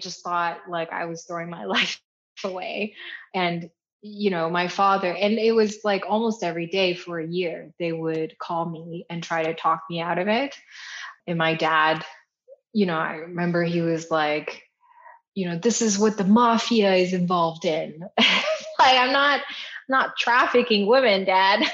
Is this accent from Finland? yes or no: no; Canada; my parents are Taiwanese. I'm Taiwanese Canadian